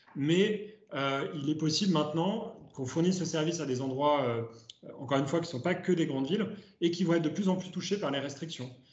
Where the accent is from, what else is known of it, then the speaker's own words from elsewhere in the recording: Ardèche, Auvergne-Rhône-Alpes, France; je viens d'Ardèche. Donc, euh, ma première voiture, c'était en Ardèche quand j'avais juste eu mon permis à 18 ans